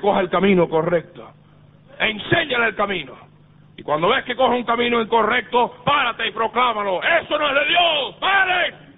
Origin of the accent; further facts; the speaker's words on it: Miami, Florida, United States; moved away; nosotros nos criamos en iglesias bautistas del sur, allá en Miami